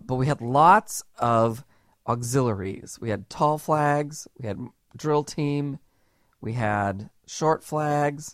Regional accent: Camarillo, California, United States; the town where I grew up in Camarillo

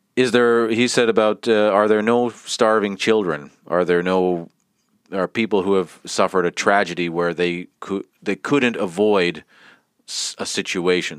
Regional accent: Canada; now in Finland; We're both from Canada and we live in Finland

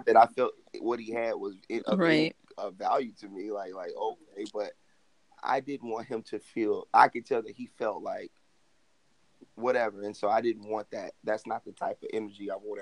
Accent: Chicago, Illinois, United States; now in Los Angeles, United States; I'm from Southside Chicago

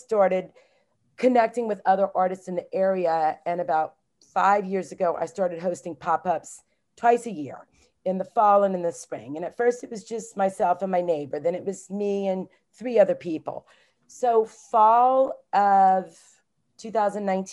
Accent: Southwest Louisiana, United States; now in Maryland, United States; I was born and raised in Southwest Louisiana, like in the heart of Cajun country.

